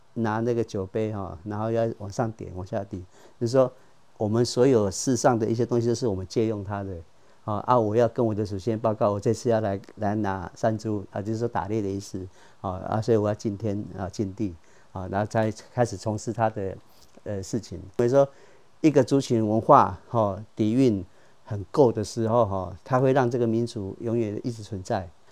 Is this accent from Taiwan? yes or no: yes; Taoyuan, Taiwan; moved away as an adult; 我来自桃园市复兴区拉拉山，这是我美丽的故乡